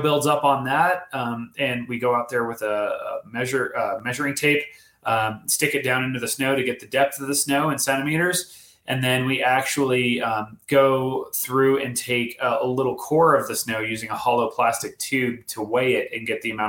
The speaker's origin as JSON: {"language": "English", "region": "Colorado", "country": "United States", "tie": "born or raised there", "moved": "yes", "lives_now": "California, United States", "said": "I grew up in Colorado"}